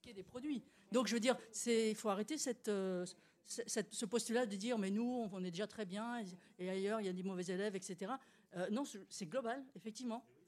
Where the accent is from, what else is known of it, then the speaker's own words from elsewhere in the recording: Brazil; moved away; je suis brésilienne